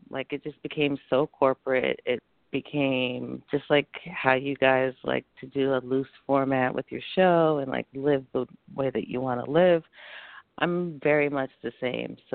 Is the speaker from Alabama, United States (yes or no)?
no; New York City, New York, United States; And I'm originally from New York City, so it's already a fast paced life.